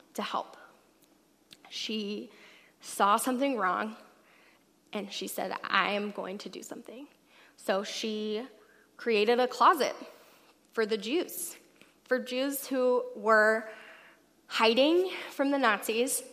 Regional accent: Alabama, United States; now in Seattle, United States; I'm from Alabama

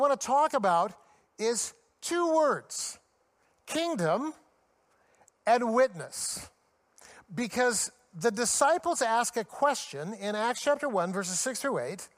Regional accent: United States; I'm an American

